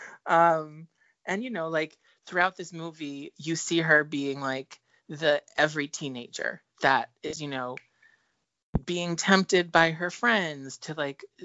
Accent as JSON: {"language": "English", "region": "New Jersey", "country": "United States", "tie": "born or raised there", "said": "every teenage girl that we grew up with in New Jersey"}